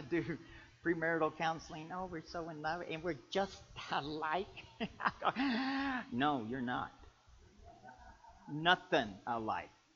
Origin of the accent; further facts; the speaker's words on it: Kentucky, United States; I'm from Kentucky.